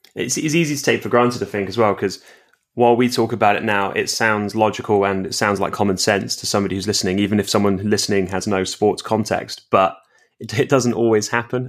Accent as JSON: {"language": "English", "region": "England", "country": "United Kingdom", "said": "I'm obviously English"}